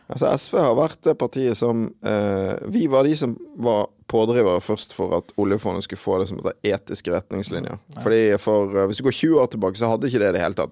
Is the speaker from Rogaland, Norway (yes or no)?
no; Bergen, Vestland, Norway; jeg kommer fra Bergen